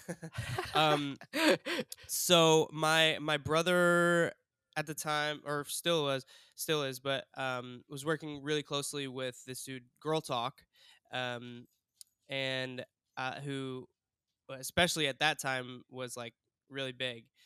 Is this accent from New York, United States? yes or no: no; Cleveland, Ohio, United States; I'm from Cleveland, Ohio